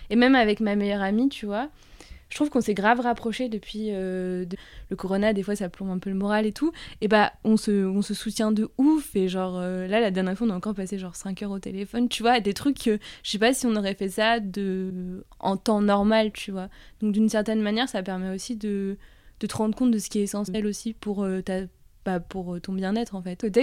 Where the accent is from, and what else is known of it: Toulouse, Occitania, France